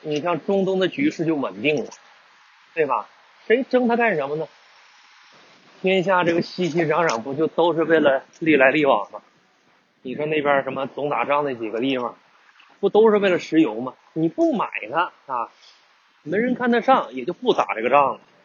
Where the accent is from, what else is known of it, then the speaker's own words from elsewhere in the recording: northern China, China; moved away as an adult; now in Guangdong, China; 本身我也是北方人